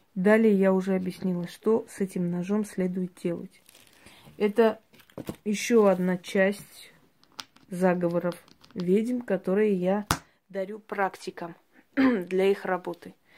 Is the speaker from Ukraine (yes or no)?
no; Georgia; я родилась в Грузии